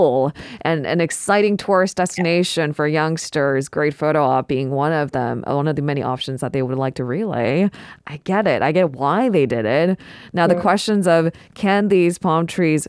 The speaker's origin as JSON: {"language": "English", "region": "California", "country": "United States", "tie": "born or raised there", "moved": "yes", "lives_now": "South Korea", "said": "I grew up in California"}